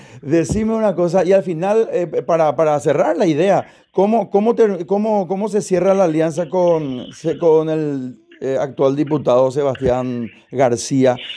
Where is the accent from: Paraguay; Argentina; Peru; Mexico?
Paraguay; Asunción; yo particularmente soy de Asunción, mi esposa, mis hijos, todos, ¿verdad? Y votamos en Asunción